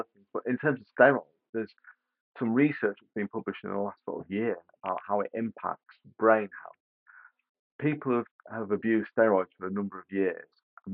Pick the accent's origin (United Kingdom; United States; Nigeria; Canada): United Kingdom; Being a Brit